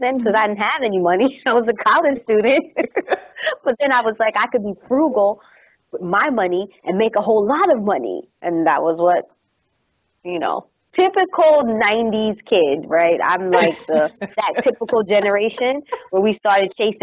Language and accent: English; New York, United States; I'm from New York.